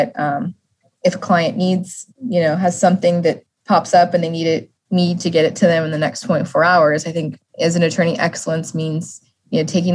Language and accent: English; Las Vegas, Nevada, United States; growing up in Vegas